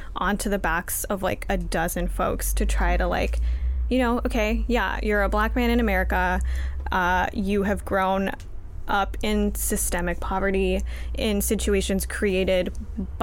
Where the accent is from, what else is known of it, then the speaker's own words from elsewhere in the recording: Los Angeles, California, United States; I'm from LA.